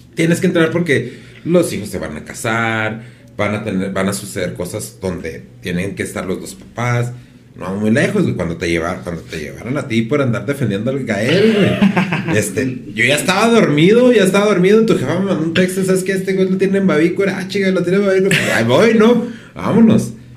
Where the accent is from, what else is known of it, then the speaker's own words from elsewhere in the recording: Mexico; como mexicanos